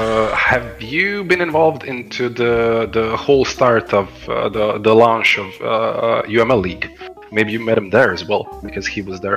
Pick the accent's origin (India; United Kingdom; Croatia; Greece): Croatia; I'm originally from Croatia